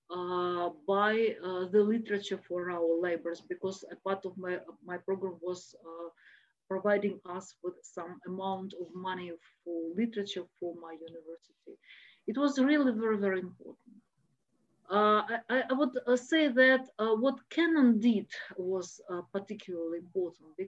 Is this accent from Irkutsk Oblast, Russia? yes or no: no; Moscow, Russia; I'm from Moscow